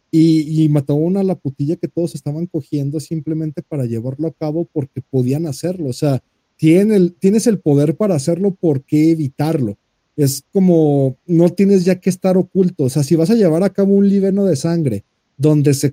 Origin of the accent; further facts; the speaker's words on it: Mexico; somos mexicanos, somos chingones y mandamos ayuda en cuanto hay un terremoto